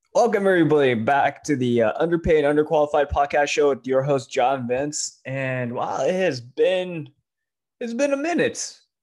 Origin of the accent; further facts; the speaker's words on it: SoCal, California, United States; moved away as an adult; also born or lived in Taiwan; we're both immigrants from Taiwan, and we both grew up in, like, the same part of SoCal